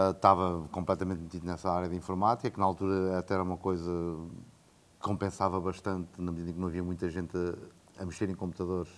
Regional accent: Coimbra, Centro, Portugal; moved away as an adult; also born or lived in France / Brazil / Asia; Eu cresci em Coimbra, Sou de Coimbra, nascido

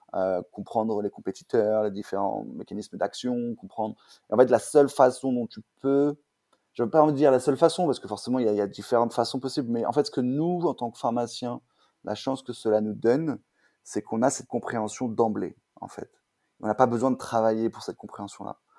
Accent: Paris, Île-de-France, France; also born or lived in Orléans; je viens de Paris. Euh, je suis né à Orléans, mais j'ai bougé à Paris, à l'âge

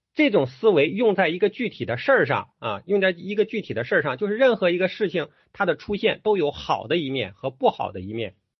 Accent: China; 我们中国人

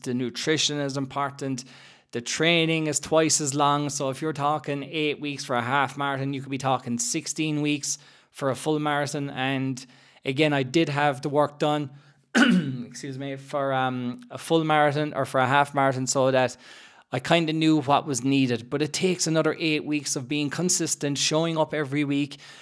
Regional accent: Ireland; growing up in Ireland

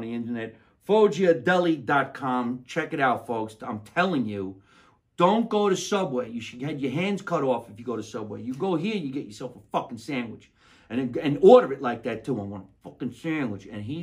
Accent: Scotch Plains, New Jersey, United States; now in California, United States; my hometown of Scotch Plains, New Jersey

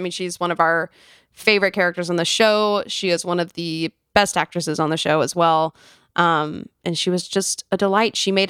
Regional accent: Fort Worth, Texas, United States; So Carly and I, you know, we grew up in Fort Worth, Texas.

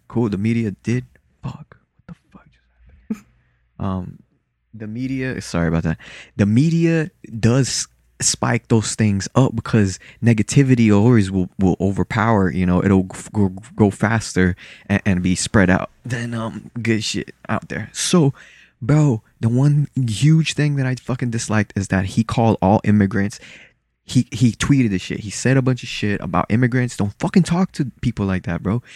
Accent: Lauderhill, Florida, United States; English is a second language; also born or lived in Salvador, Bahia, Brazil; I was born there and then raised in a black city over here as well, in Lauderhill.

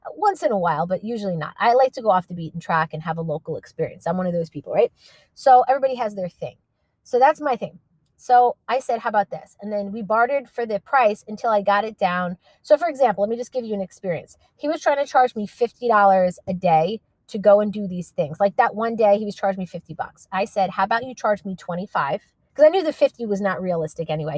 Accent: New York, United States; we're from New York

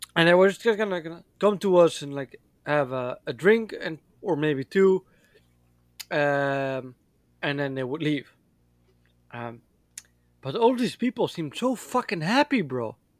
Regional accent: Netherlands; moved away; I was born and raised in the Netherlands

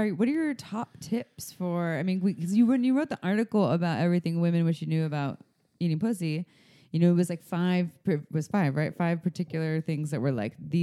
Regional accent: United States; I'm the American

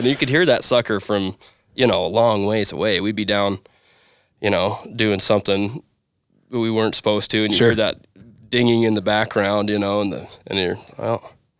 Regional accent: Bighorn, Wyoming, United States; also born or lived in Dayton; Yeah, I grew up on the Little Goose Ranch, south of Bighorn, right along the face.

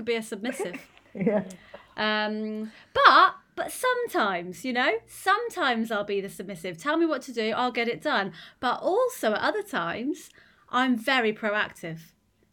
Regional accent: Reading, South East England, United Kingdom; I'm from Reading, didn't live in the countryside

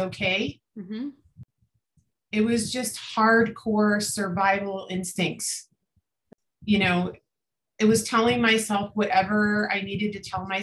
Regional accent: Florida, United States; we grew up in Florida.

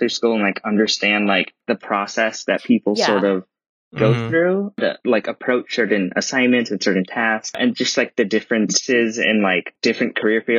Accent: Santa Clarita, California, United States; I grew up in Santa Clarita, which is, you know, isn't too far from, you know, Burbank, Glendale and everything

